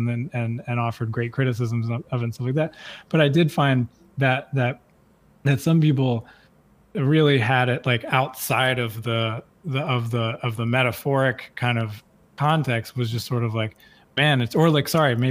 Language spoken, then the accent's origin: English; the South, United States; growing up in the South and growing up in the United States